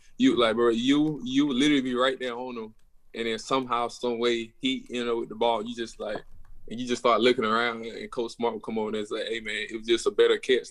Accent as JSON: {"language": "English", "area": "near Atlanta", "region": "Georgia", "country": "United States", "said": "I'm forty-five minutes from Atlanta"}